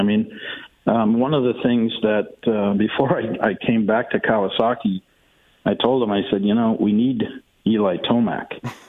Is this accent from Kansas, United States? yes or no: no; St. Paul, Minnesota, United States; moved away as an adult; also born or lived in Mankato, Minnesota / California; I grew up in St. Paul.